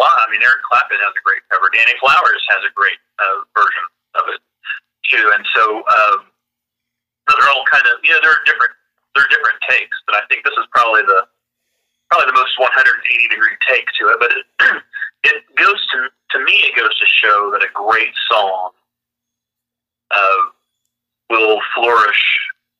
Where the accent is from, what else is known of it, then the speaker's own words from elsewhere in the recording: Tulsa, Oklahoma, United States; I grew up in Tulsa